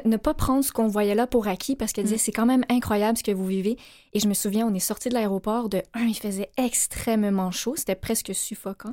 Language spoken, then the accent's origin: French; Laval, Quebec, Canada; moved away; also born or lived in Cambodia; on a grandi à Laval, et en 2009, on a eu la chance de déménager